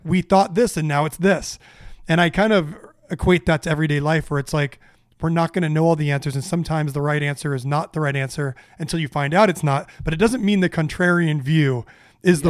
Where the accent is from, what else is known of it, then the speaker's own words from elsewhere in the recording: Orange County, California, United States; I grew up in a in Orange County with a with a middle class family